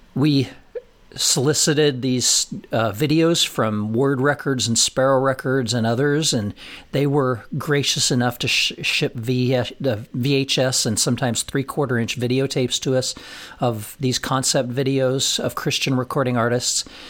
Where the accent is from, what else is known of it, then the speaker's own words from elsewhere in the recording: Colorado, United States; moved away as an adult; also born or lived in Nashville; never having lived out of the state of Colorado, never having lived f, farther than forty miles from my, from my hometown